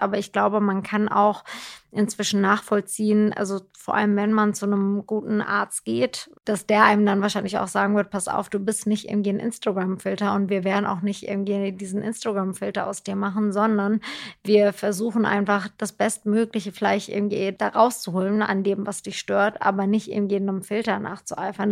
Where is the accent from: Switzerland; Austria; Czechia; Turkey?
Turkey; now in Germany; ich bin ja in der Türkei groß geworden